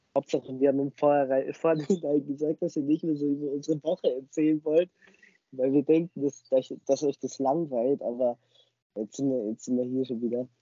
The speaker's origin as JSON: {"language": "German", "town": "Starnberg", "region": "Bavaria", "country": "Germany", "said": "bei uns in Starnberg"}